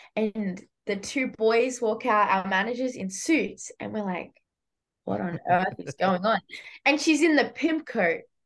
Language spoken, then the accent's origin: English; New South Wales, Australia; accent: Australian; moved away as an adult; now in United States; I'm from Australia. It's an island.